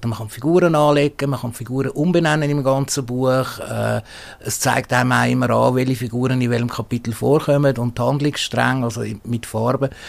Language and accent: German; Switzerland; als Schweizer Autor musst du zuerst in der Schweiz publizieren, damit äh, im deutschsprachigen Raum überhaupt wirklich ernst genommen wirst.